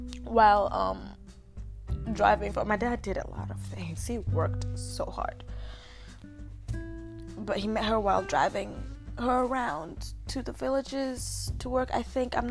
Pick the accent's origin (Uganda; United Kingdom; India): Uganda; accent: Ugandan; But my accent was different growing up. I had a Ugandan accent, but it wasn't as strong. Americans might think it was strong